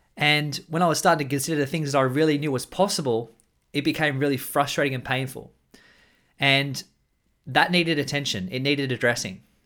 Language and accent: English; Australia; I'm an Australian man